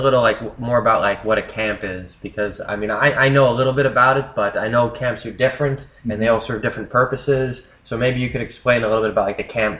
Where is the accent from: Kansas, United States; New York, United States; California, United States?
California, United States; Bay Area; also born or lived in San Francisco; I'm from the Bay Area, so I always knew a Burning Man. And when I lived in San Francisco for a little, I obviously got to meet a lot of burners